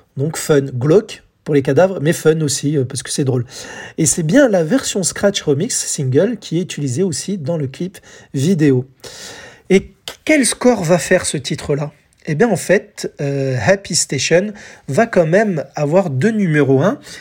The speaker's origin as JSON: {"language": "French", "country": "France", "said": "chez nous en France"}